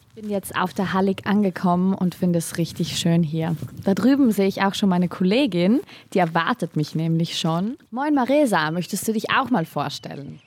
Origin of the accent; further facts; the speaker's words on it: South Tyrol, Trentino-Alto Adige, Italy; moved away as an adult; now in Schleswig-Holstein, Germany; Ich komme ursprünglich aus Südtirol